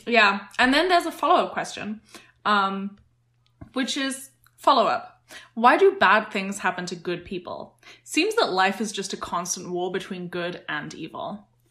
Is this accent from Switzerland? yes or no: no; United Kingdom; as a British person now